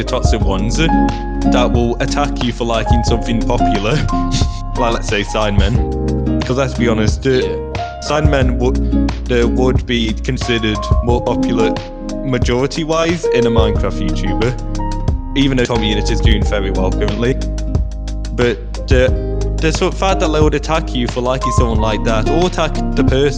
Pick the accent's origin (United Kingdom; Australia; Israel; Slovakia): United Kingdom; we're British.